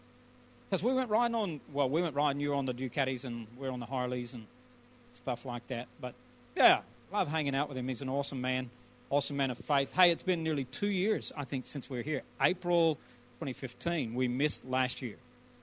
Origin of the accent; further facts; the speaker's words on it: Alabama, United States; moved away as an adult; now in Australia; just because I'm from Alabama and wear cowboy boots, I am not a redneck.